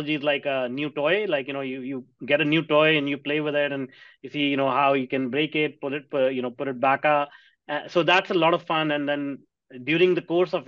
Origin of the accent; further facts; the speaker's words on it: India; now in North America; I grew up in India in a small town